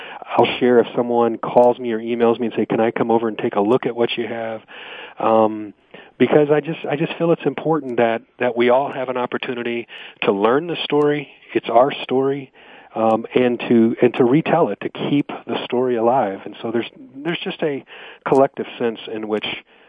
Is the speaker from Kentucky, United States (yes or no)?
yes; Louisville, Kentucky, United States; moved away as an adult; now in Franklin, United States; I'm originally from the Louisville, Kentucky area, and we moved here about 10 years ago